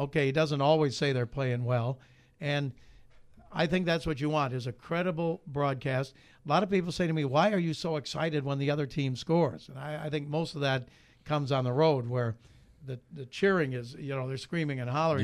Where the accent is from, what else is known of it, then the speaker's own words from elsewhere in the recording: Chicago, Illinois, United States; moved away as an adult; also born or lived in Iowa City; I grew up in Chicago, Big Ten territory